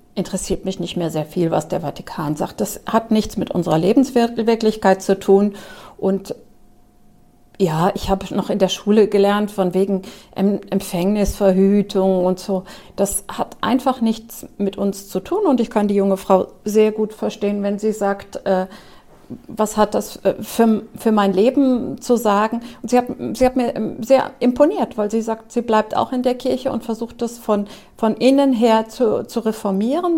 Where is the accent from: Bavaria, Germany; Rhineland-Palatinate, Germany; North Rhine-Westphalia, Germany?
Rhineland-Palatinate, Germany; Trier; moved away; also born or lived in Wiesbaden; Ich bin auch in Trier aufgewachsen